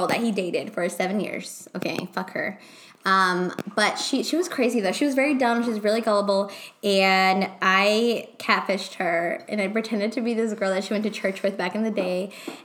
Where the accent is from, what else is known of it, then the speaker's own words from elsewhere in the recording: Guanajuato, Mexico; English is a second language; moved away; I'm from Guanajuato